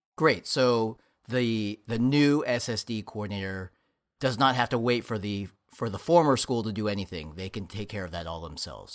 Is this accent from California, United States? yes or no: yes; Bay Area, California, United States; born and raised on the West Coast, specifically the Bay Area